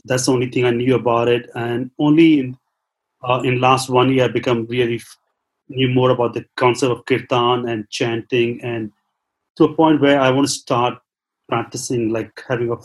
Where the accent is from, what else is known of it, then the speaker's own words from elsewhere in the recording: Mumbai, Maharashtra, India; now in San Francisco, United States; I grew up in Mumbai, but I live in San Francisco